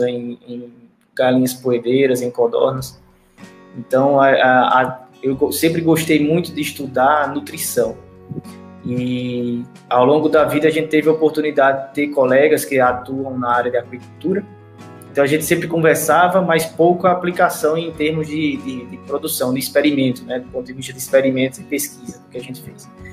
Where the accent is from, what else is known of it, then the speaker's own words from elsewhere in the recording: Paraíba, Brazil; eu sou da Paraíba, sou do Brasil, da Paraíba